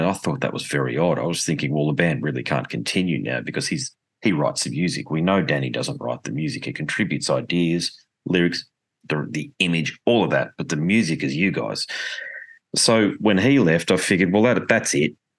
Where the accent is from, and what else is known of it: Australia